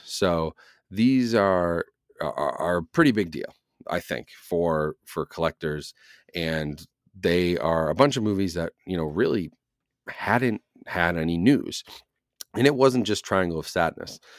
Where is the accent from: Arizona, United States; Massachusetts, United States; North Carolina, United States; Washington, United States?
Massachusetts, United States; Boston; now in New Hampshire, United States; as a Bostonian, a native Bostonian. Now, even though I live in New Hampshire now, I'm from Massachusetts